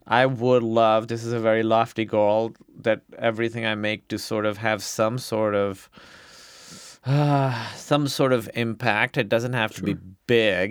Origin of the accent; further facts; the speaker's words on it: Pakistan; now in United States; being a Pakistani immigrant yes, in America